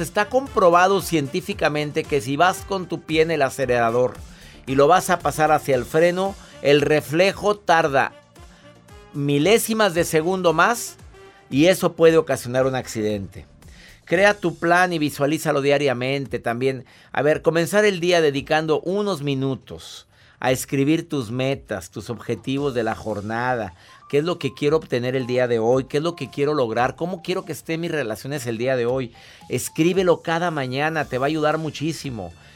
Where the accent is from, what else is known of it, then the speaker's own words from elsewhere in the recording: Monterrey, Nuevo León, Mexico; en mi amado México de donde yo soy, del Monterrey